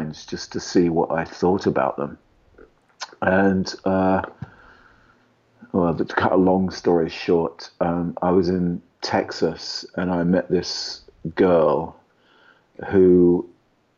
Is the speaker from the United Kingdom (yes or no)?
yes; England, United Kingdom; moved away as an adult; now in Los Angeles, United States; I grew up in England, so ostensibly in a non-religious world.